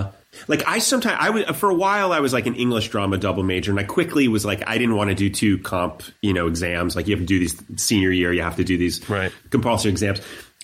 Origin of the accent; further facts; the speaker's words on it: Columbus, Ohio, United States; I was also from Columbus.